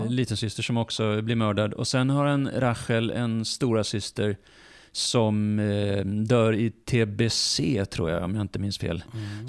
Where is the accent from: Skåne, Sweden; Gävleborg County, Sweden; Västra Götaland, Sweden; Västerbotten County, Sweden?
Skåne, Sweden; Lund; Jag är född i Sverige, jag är uppvuxen ja. i Sverige